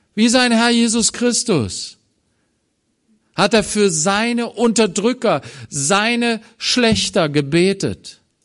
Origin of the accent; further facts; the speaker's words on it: Germany; als Deutsche